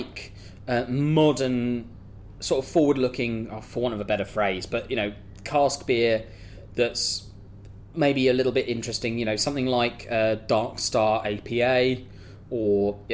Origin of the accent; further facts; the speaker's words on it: Kent, South East England, United Kingdom; moved away as an adult; now in London, United Kingdom; I've always been from the south. I'm from Kent